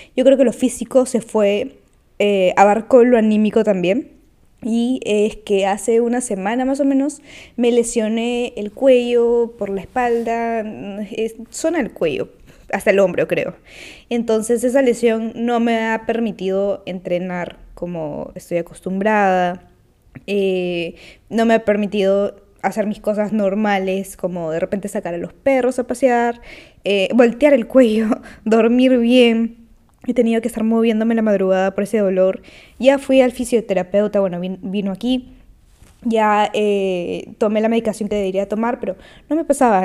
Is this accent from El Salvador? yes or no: no; Peru; Soy de Perú